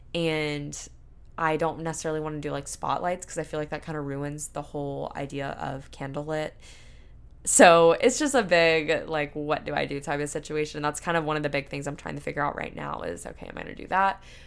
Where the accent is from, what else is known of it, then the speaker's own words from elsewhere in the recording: Panama City, Florida, United States; moved away; my hometown in a way, because our downtown area in Panama City, where I'm from, Panama City, Panama City Beach